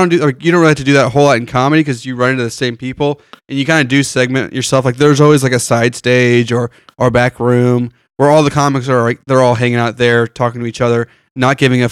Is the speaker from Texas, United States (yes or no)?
yes; Spring, Texas, United States; moved away as an adult; also born or lived in Florida; I'm from the Houston area, like Spring mostly